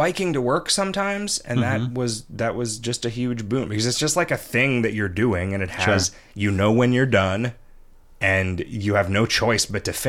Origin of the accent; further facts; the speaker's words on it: United Kingdom; Being a Brit with a francophilic father, I've seen pretty much everything Paris has to offer